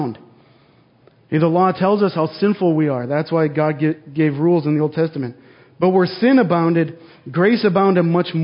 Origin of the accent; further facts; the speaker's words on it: North Dakota, United States; I grew up in North Dakota, in a very rural community